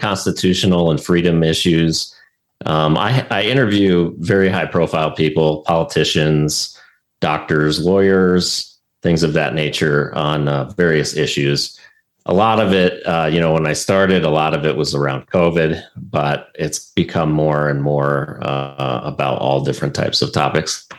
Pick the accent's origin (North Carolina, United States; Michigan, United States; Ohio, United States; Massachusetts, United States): Ohio, United States; now in Arizona, United States; Originally, I'm from Ohio